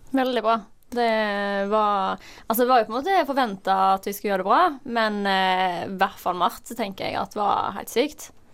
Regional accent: Norway; oss som nordmenn

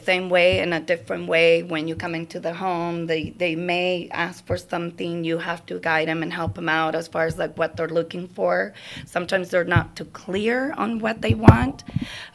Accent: Argentina; moved away; I do have an accent. I'm originally from Argentina.

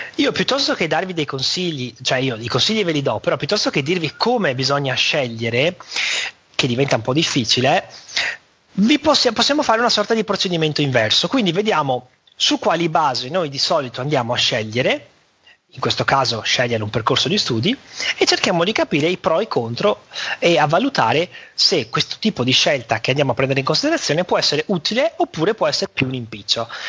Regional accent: Venice, Veneto, Italy; un veneziano che è nato e cresciuto a Venezia

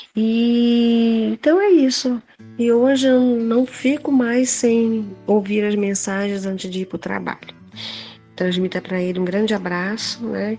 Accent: Manaus, Amazonas, Brazil; now in Boa Vista, Brazil; eu moro aqui em Boa Vista, Roraima, já há muitos anos, mas eu sou, sou de Manaus

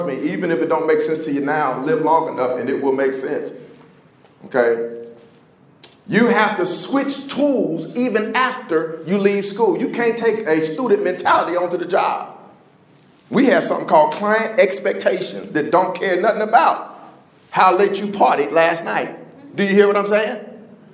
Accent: Indianapolis, Indiana, United States; I'm from Indianapolis

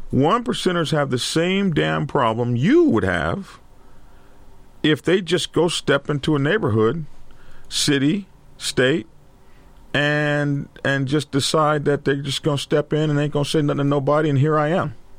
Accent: Lawton, Oklahoma, United States; I grew up in Lawton during Vietnam crisis

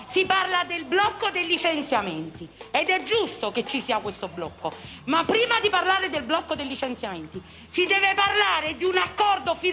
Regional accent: Naples, Campania, Italy; siamo napoletani

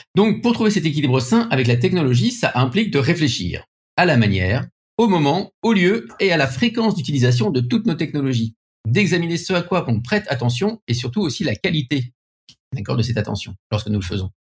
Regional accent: France; accent: French; mon accent français

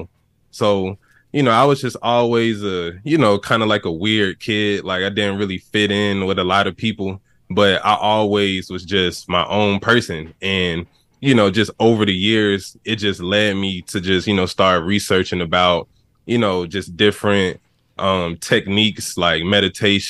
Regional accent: Atlanta, Georgia, United States; I'm from Atlanta, Georgia

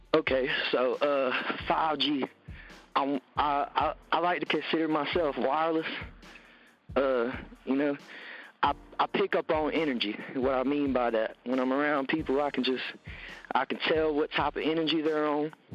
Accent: Tupelo, Mississippi, United States; growing up in Tupelo, uh, it's a it's a good area with a lot of stuff going on compared to other pieces of Mississippi

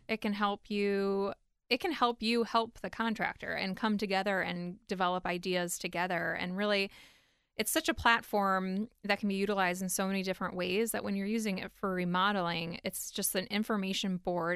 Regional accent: Cleveland, Ohio, United States; moved away as an adult; now in Columbus, United States; I'm originally from Cleveland

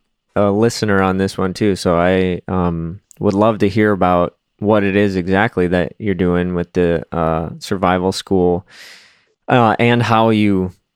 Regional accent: North Branch, Minnesota, United States; also born or lived in Wisconsin; I grew up in Wisconsin until I was like 10, and then moved here to Minnesota, which was just like an hour away. And then went to high school here, and a little while after I graduated, moved to Minneapolis, lived in and around Minneapolis for, the last however many years

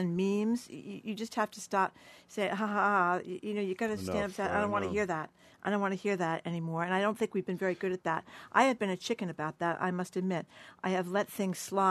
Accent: Fall River, Massachusetts, United States; I grew up in Fall River where there were almost no black people at all

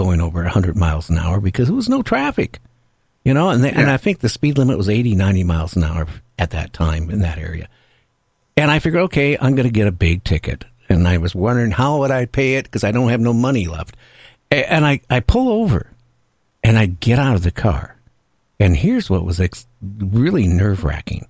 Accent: Seattle, Washington, United States; I grew up in Seattle area. That's where my home, you know, always has been

